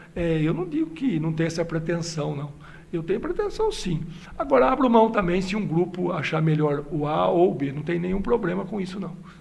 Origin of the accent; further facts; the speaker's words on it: Limeira, São Paulo, Brazil; eu sou de Limeira